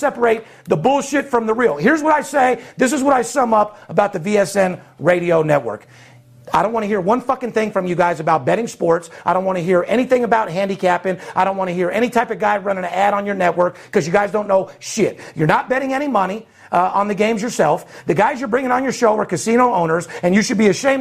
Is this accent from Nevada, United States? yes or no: yes; Las Vegas, Nevada, United States; fourth generation, born and raised in Las Vegas